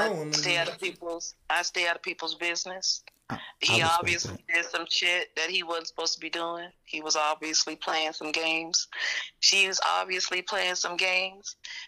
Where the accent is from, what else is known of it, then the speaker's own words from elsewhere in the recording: Texas, United States; I'm from Texas